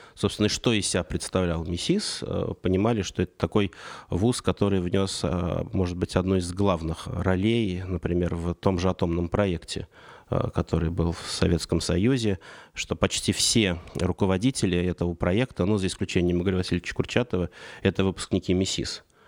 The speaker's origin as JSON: {"language": "Russian", "region": "Saratov Oblast", "country": "Russia", "tie": "born or raised there", "moved": "yes", "lives_now": "Moscow, Russia", "said": "я родился в Саратовской области, и переезд в Москву для 90-х это было событие"}